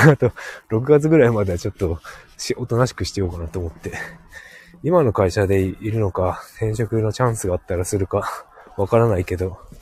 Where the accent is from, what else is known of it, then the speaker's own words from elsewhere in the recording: Hokkaido, Japan; 北海道だからね